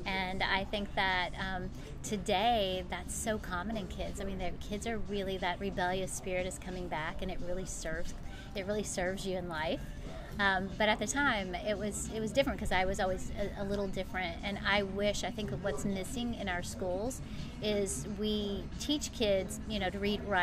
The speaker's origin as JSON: {"language": "English", "town": "Somerset", "region": "Kentucky", "country": "United States", "tie": "born or raised there", "also_born_or_lived": "Ohio", "said": "I grew up in Kentucky, Somerset. I was born in Ohio, but I spent most of my life in Kentucky. So a true Southern girl"}